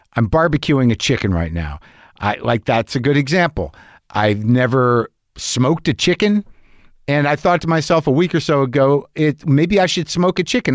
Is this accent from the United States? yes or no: yes; Albuquerque, New Mexico, United States; I grew up in New Mexico.